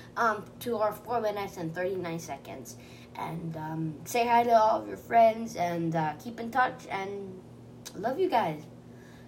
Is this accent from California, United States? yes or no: yes; California, United States; I was born in California